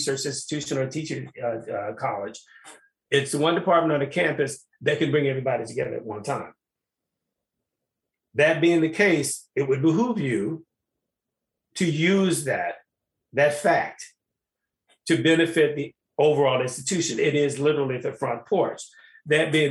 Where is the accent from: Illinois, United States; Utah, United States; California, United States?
Illinois, United States; Chicago; I'm from Chicago. I'm from the city